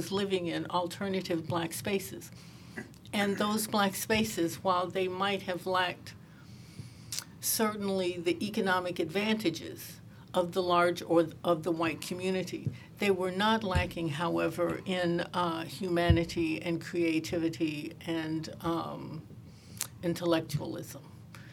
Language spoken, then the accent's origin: English; Pine Bluff, Arkansas, United States; I grew up in Pine Bluff, Arkansas